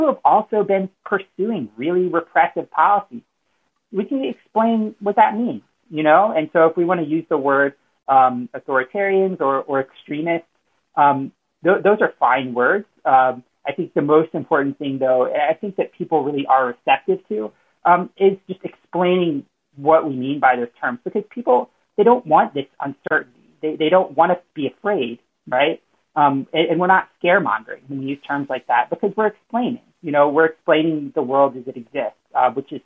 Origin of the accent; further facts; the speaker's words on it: South Louisiana, United States; now in Philadelphia, United States; I'm from South Louisiana, but, you know, I live in Philly now